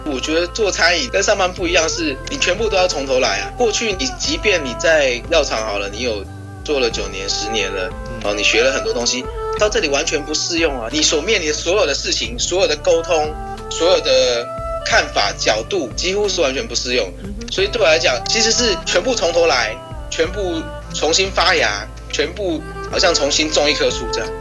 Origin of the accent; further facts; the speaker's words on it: Taichung, Taiwan; 因为我从小就住在逢甲